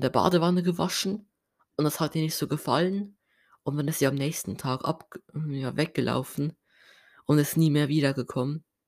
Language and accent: German; Basel-Landschaft, Switzerland; accent: Basel dialect; first language Swiss German; German is a second language; Und dann haben mich voll viele geraten, ob ich Basler bin, wegen meinem Dialekt. Ähm, und ja, ich bin Basler